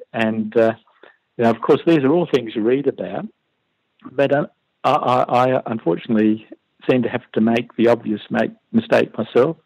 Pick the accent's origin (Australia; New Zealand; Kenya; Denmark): Australia; Perth, Western Australia; moved away as an adult; now in Canberra, Australia; I'm originally from Perth